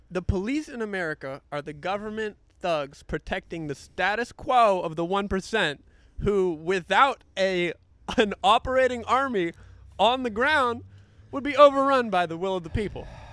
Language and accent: English; North Carolina, United States; moved away; North Carolina, my home state